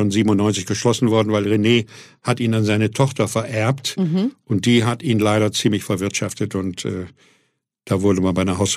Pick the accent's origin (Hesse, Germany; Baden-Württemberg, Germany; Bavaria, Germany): Hesse, Germany; Fulda; moved away as an adult; Ich, ich komme gerade aus Fulda, gerade mal 20 Jahre ja. alt bin wegen der Musik auf St. Pauli gelandet und lande so plötzlich mitten